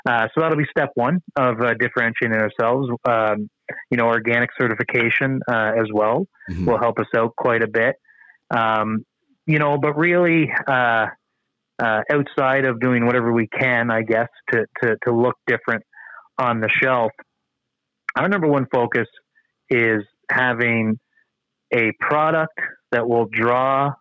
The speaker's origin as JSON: {"language": "English", "region": "New Brunswick", "country": "Canada", "said": "I'm from the East Coast of Canada. I'm from New Brunswick"}